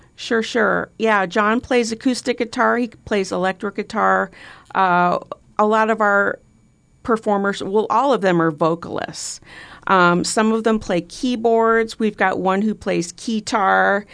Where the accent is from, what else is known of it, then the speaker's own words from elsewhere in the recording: Bellevue, Nebraska, United States; proud to have grown up in Bellevue